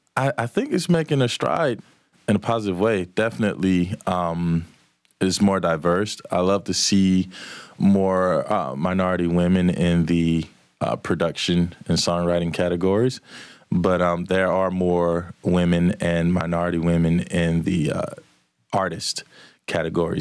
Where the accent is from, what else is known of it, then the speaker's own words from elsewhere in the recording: Manchester, Georgia, United States; also born or lived in LaGrange, Georgia; I'm from Manchester, Georgia